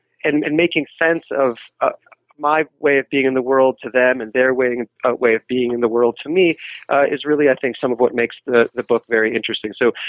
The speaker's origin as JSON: {"language": "English", "town": "New York City", "region": "New York", "country": "United States", "said": "I'm from New York City"}